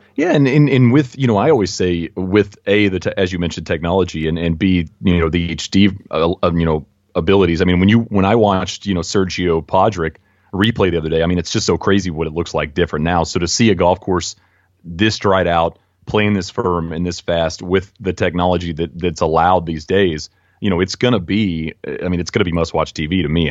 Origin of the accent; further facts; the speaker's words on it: United States; as an American